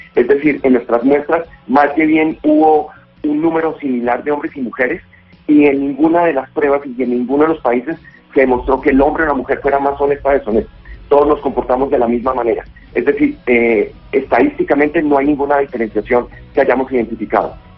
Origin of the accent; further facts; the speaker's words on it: Colombia; como colombiano